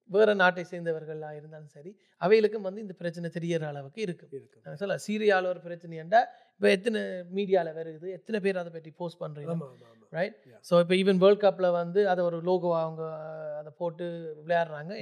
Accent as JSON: {"language": "Tamil", "country": "Germany", "tie": "born or raised there", "moved": "yes", "said": "ஜெர்மனியில் தான் நான் பிறந்து வளர்ந்தது"}